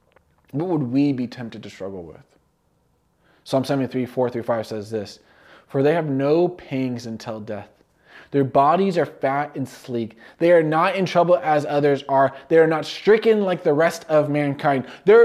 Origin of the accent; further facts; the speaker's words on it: California, United States; I remember when I was growing up in California, we had a couple seasons.